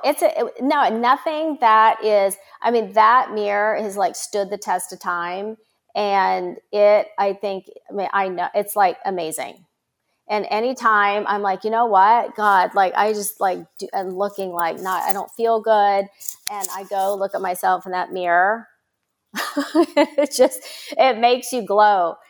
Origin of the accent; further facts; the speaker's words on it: Myrtle Beach, South Carolina, United States; I grew up in Myrtle Beach, South Carolina